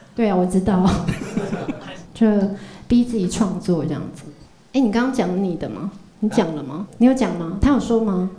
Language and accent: Chinese; Zhushan, Nantou County, Taiwan; now in Taipei, Taiwan; 回到我故乡，就竹山